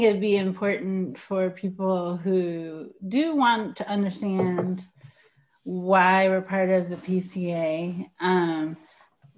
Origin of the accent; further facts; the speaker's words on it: New York, United States; I grew up in New York